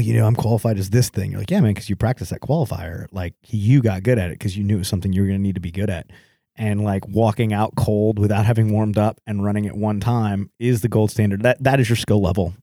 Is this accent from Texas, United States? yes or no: yes; Texas, United States; me growing up in Texas